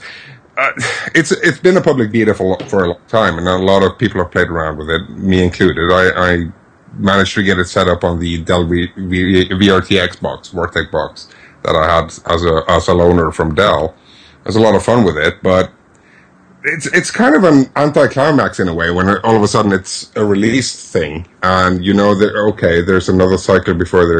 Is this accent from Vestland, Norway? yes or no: yes; Bergen, Vestland, Norway; English is a second language; moved away; also born or lived in Perth, Australia; we went back from Perth to Bergen, Norway